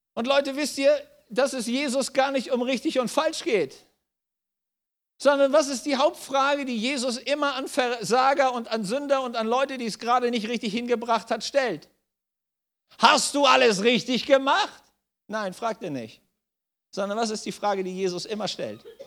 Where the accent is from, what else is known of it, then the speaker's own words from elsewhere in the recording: Germany; bei uns in Deutschland